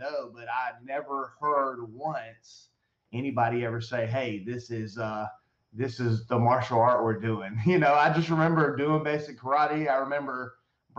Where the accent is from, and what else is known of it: Sylvania, Georgia, United States; born or raised there; also born or lived in Statesboro, Georgia